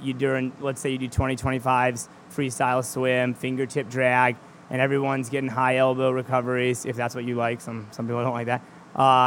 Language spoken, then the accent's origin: English; Charlottesville, Virginia, United States; now in York, United States; where I grew up in Charlottesville, Virginia